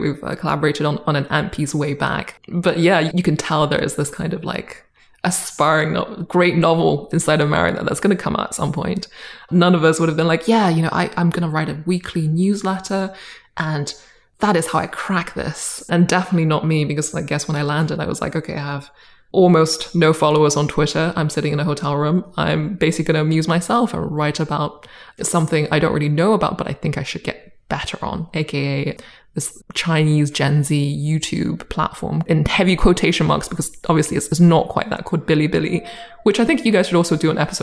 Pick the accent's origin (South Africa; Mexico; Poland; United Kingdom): United Kingdom; accent: British; also born or lived in Boston; now in China; I moved with my family to the UK when I was 8, and have sort of been there for the past few decades